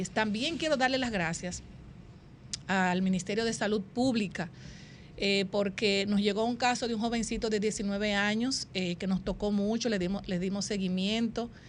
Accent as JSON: {"language": "Spanish", "country": "Dominican Republic", "said": "un tema que de verdad le ha llegado al alma a cada uno de nosotros como madres, como dominicanos y dominicanas."}